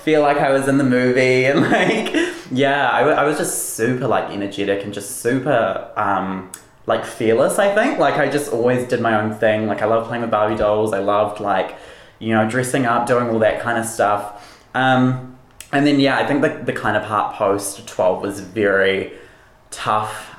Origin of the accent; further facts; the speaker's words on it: Wellington, New Zealand; also born or lived in Auckland; I live in Wellington. Um, I've, yeah, pretty much grown up here my whole life, I think, for the past 20 years. Um, I was born in Auckland